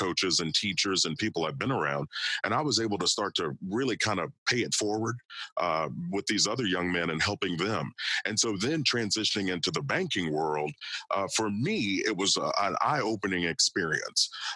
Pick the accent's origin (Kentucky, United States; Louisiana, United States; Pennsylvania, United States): Kentucky, United States; I grew up in Kentucky and played football, wrestled, played baseball there